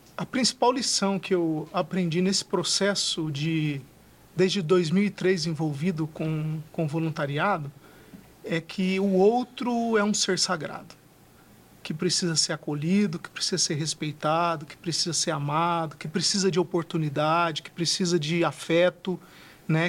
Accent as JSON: {"language": "Portuguese", "town": "Fernandópolis", "region": "São Paulo", "country": "Brazil", "tie": "born or raised there", "said": "eu sou do interior de São Paulo, de uma cidade chamada Fernandópolis"}